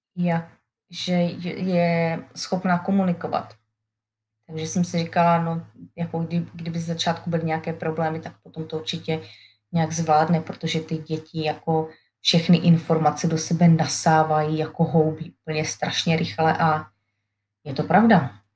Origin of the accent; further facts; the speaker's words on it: Czechia; first language Czech; moved away as an adult; now in Alabama, United States; jak se snažím vychovat své děti, aby mluvili česky, Eh, tady v Americe